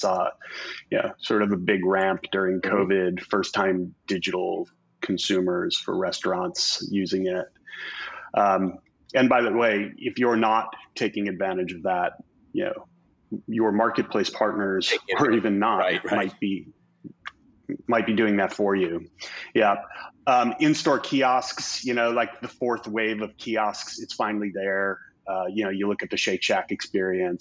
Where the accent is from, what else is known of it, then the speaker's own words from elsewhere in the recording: Chicago, Illinois, United States; now in West Coast, United States; Chicago, my hometown